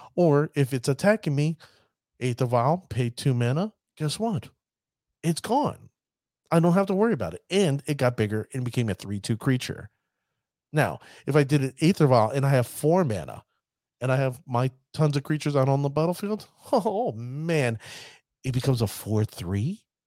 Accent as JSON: {"language": "English", "country": "United States", "said": "I'm an American"}